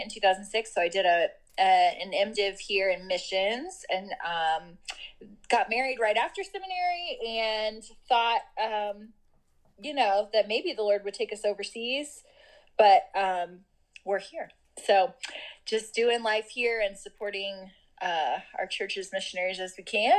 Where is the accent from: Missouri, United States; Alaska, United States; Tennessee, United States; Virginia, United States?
Missouri, United States; moved away as an adult; now in Louisville, United States; I live in Louisville, Kentucky now and have lived here since 2006, but I'm originally from Missouri